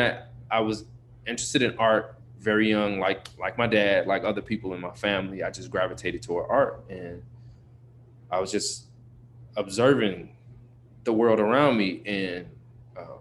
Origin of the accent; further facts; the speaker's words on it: Chicago, Illinois, United States; Born and raised on the South Side of Chicago, to a single mom.